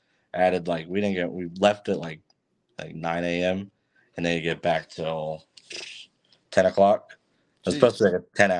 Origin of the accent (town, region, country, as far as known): Kingwood, Texas, United States; born or raised there